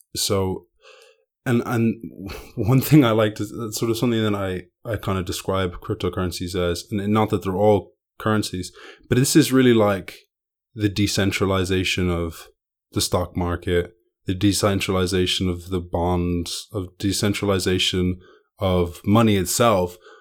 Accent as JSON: {"language": "English", "country": "Ireland", "tie": "born or raised there", "said": "I grew up in Ireland"}